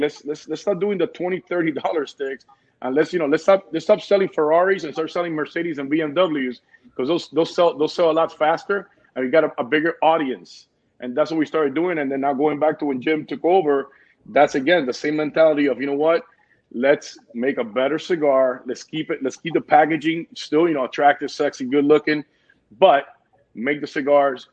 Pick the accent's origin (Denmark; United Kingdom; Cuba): Cuba; moved away; also born or lived in New Jersey, United States; I'm Cuban. I was raised in Jersey for 4 years, and my grandpa raised me with my mother and my grandma